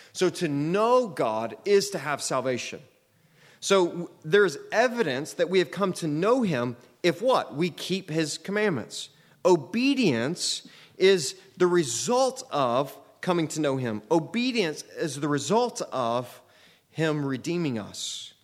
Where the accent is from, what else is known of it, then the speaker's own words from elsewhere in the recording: United States; I'm an American citizen